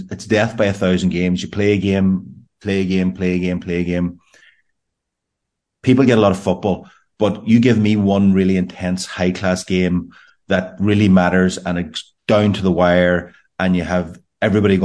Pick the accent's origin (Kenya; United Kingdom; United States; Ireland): Ireland; Glenties, County Donegal; I grew up in Glenties